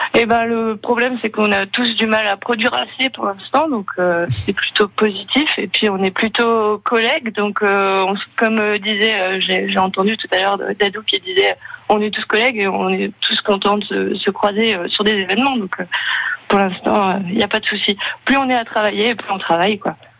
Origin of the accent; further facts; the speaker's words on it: France; moved away; also born or lived in Gaspésie, Quebec, Canada; j'ai grandi près de la Belgique